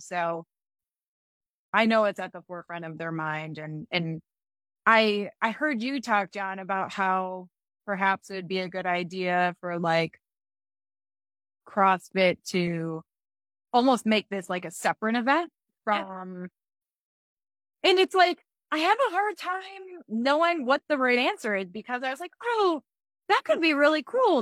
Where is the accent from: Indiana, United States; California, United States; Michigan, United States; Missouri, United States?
Michigan, United States; now in Colorado, United States; I'm from Michigan, and so and I live in Colorado now